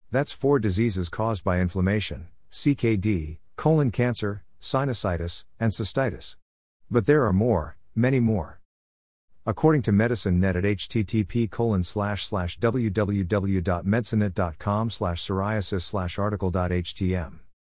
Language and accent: English; New York, United States; Growing up in New York